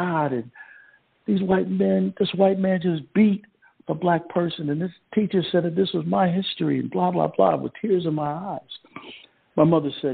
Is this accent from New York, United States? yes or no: yes; Rochester, New York, United States; I was a fourth grade student growing up in Rochester, New York